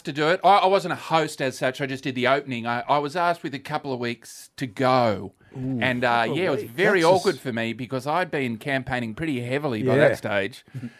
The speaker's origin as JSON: {"language": "English", "region": "New South Wales", "country": "Australia", "tie": "born or raised there", "said": "I grew up in New South Wales."}